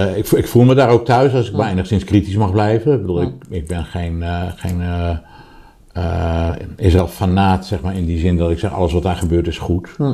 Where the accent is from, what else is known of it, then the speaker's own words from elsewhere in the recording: Rotterdam, South Holland, Netherlands; Ik ben overigens op 200 meter afstand van de Kuip geboren